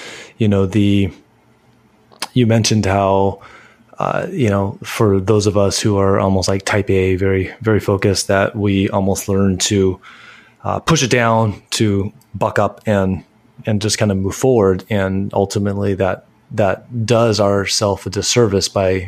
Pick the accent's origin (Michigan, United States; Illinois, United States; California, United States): California, United States; that's my upbringing, you know, growing up in California